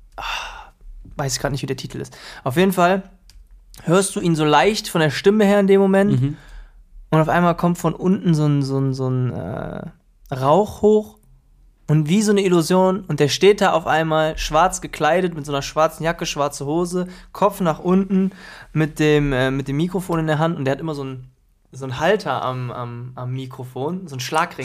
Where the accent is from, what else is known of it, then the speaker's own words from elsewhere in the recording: Krefeld, North Rhine-Westphalia, Germany; wir hatten in der Schule gegenüber bei uns in Krefeld die Rhythm Matters